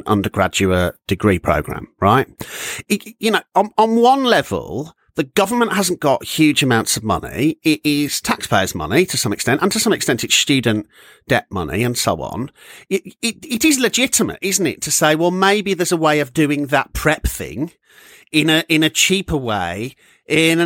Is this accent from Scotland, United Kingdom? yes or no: no; Walsall, West Midlands, United Kingdom; moved away; back in Walsall in my hometown